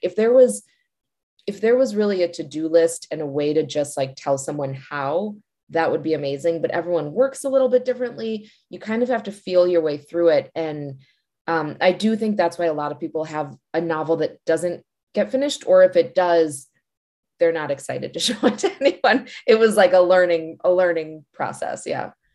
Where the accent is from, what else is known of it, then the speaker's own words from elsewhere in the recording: Glencoe, Illinois, United States; now in Washington, D.C., United States; I actually grew up in Glencoe, which is right nearby